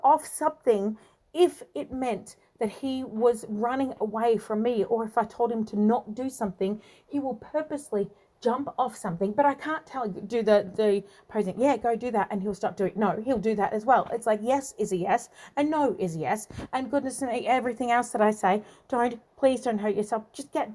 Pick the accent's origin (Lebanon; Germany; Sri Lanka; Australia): Australia; also born or lived in Tasmania; I'm from Australia and very uniquely Australian